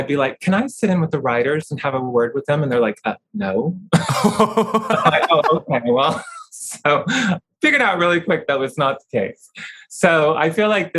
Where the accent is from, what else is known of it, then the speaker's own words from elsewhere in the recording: Oklahoma, United States; I grew up in Oklahoma and I had relatives in Texas as well